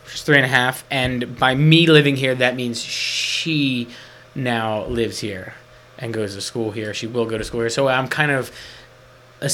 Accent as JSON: {"language": "English", "area": "Atlantic County", "region": "New Jersey", "country": "United States", "tie": "born or raised there", "said": "I grew up in Atlantic County"}